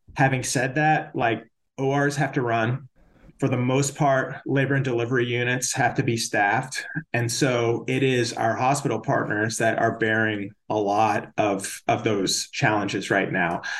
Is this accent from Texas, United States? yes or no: yes; Austin, Texas, United States; moved away; I grew up in Austin